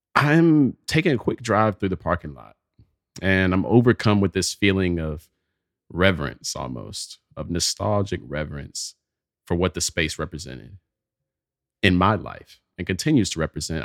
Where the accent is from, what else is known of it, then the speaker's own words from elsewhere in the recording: Pelham, Alabama, United States; moved away; a trip back to Pelham, Alabama. It's my hometown.